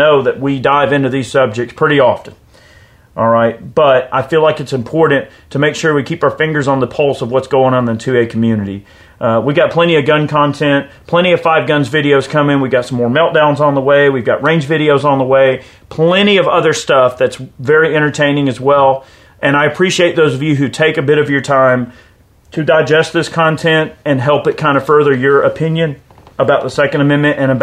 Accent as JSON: {"language": "English", "country": "United States", "said": "proud to be an American"}